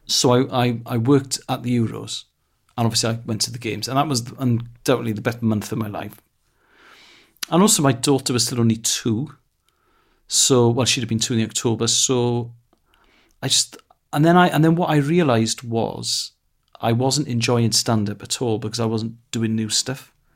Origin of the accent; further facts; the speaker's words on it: Wales, United Kingdom; first language Welsh; English is a second language; Welsh is my first language.